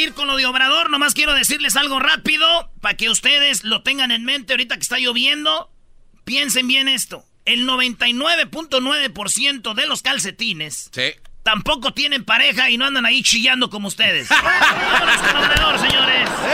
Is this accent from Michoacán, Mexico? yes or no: yes; Jiquilpan, Michoacán, Mexico; moved away; also born or lived in La Jara; yo nací en Jiquilpa, viví mucho tiempo en Jiquilpa, pero también viví en La Jara y orgullosamente de mi ranchito